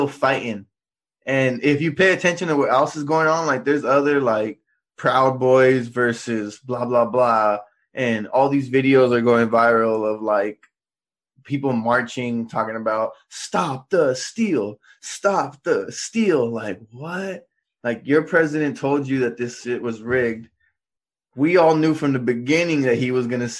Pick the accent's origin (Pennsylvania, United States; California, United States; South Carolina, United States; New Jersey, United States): California, United States; Guadalupe; also born or lived in Santa Maria; I'm from Guadalupe